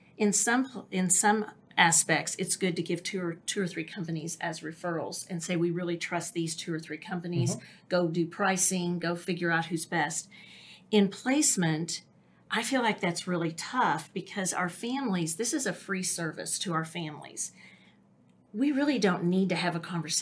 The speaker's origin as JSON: {"language": "English", "town": "Oklahoma City", "region": "Oklahoma", "country": "United States", "tie": "born or raised there"}